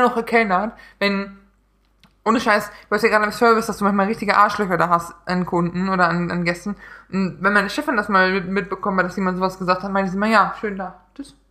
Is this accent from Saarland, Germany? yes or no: yes; Neunkirchen, Saarland, Germany; moved away; in Neunkirchen, in meiner Heimat, bei meinen Eltern